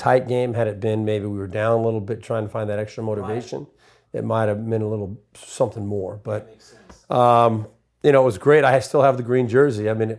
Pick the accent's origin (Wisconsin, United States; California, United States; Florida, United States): California, United States; I grew up in Southern California.